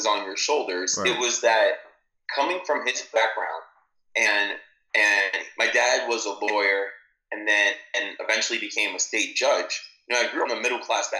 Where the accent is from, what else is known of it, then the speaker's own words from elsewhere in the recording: New Jersey, United States; I grew up in New Jersey